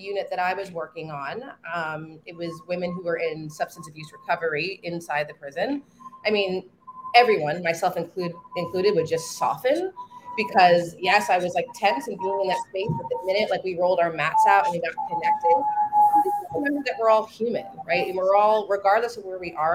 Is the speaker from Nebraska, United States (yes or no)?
no; New Jersey, United States; I'm from New Jersey originally.